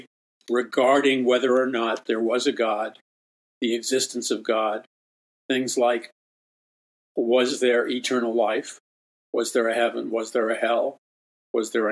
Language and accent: English; New York City, New York, United States; growing up in Jackson Heights, Queens